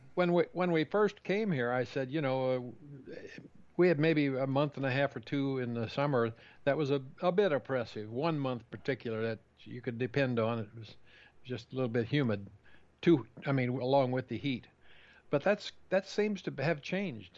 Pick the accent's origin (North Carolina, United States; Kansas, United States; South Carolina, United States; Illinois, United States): Kansas, United States; also born or lived in Southeast United States; now in Southeast, United States; growing up in Kansas far, farm country